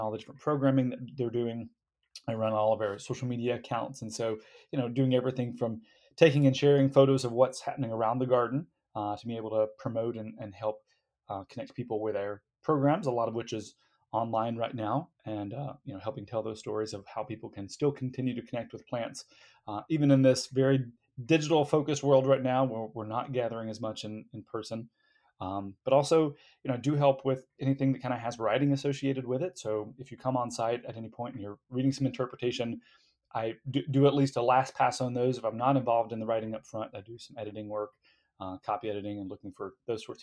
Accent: Alabama, United States; moved away as an adult; now in Washington, D.C., United States; I'm from Alabama, and growing up in a rural area of the state

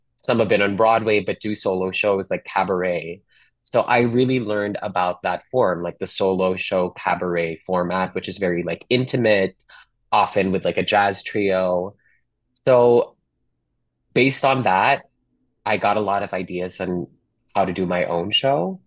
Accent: Manila, Metro Manila, Philippines; moved away as an adult; now in Los Angeles, United States; growing up in Manila all the way to the last 10 years here in Los Angeles

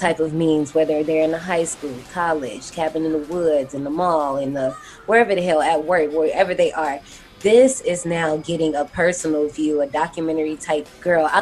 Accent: Gary, Indiana, United States; I grew up in Gary, Indiana. We are hop skipping away from Chicago

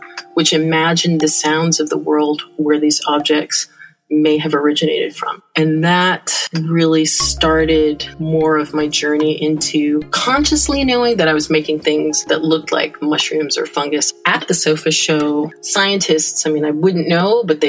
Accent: Larkspur, California, United States; also born or lived in San Francisco, California; now in Canada; So I'm not originally from Canada. I was born in San Francisco, California, and I grew up in Larkspur, California, at least my early years started there

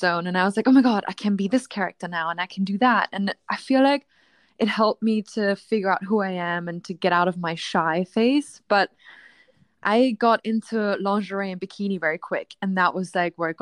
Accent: Austria; I grew up in a small town in Austria.

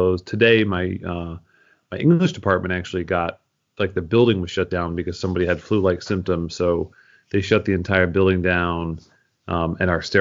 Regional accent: Philadelphia, Pennsylvania, United States; also born or lived in Amherst, Massachusetts; now in Champaign, United States; I'm actually from Philadelphia. So I have a lot of Philadelphia pride

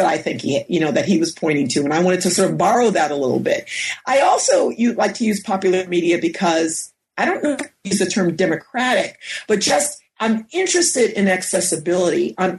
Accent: New York, United States; And I grew up in New York, and we're about 30 minutes outside of the city in Westchester County.

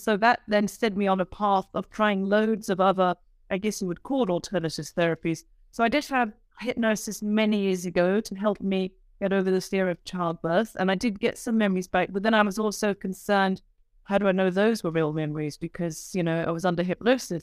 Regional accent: United Kingdom; I'm a British woman

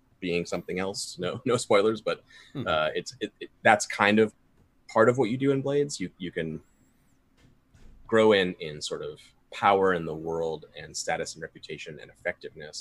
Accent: Kentucky, United States; I'm from Kentucky

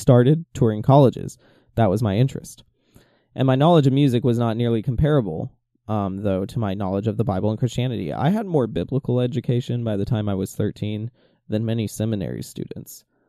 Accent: Atlanta, Georgia, United States; moved away as an adult; also born or lived in Spokane, Washington; I was homesick for my hometown of Atlanta

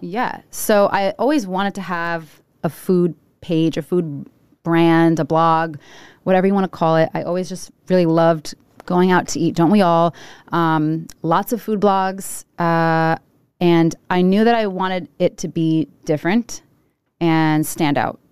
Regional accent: Providence, Rhode Island, United States; I was born in Providence. Uh, I grew up on Charles Street, right off of Charles Street

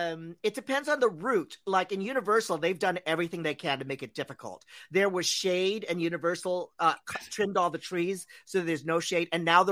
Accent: Philippines; I'm Filipino, so I love free food.

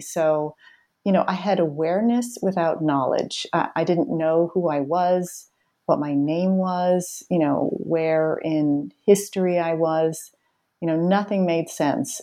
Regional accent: Boston, Massachusetts, United States; I grew up in the Boston area where I still live.

